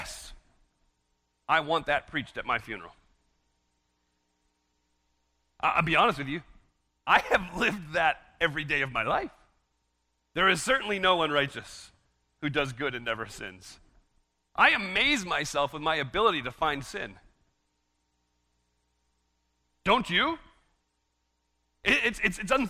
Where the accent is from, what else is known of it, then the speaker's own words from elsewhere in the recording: United States; as an American